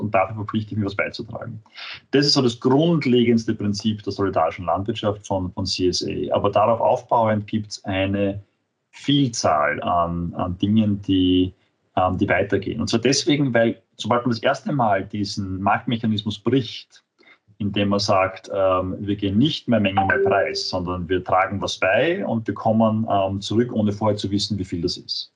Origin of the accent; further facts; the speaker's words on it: Vienna, Austria; ich bin Wiener, ähm, Österreicher